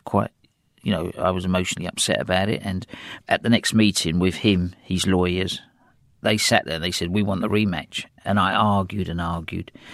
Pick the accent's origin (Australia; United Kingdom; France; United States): United Kingdom; England; accent: English; my English accent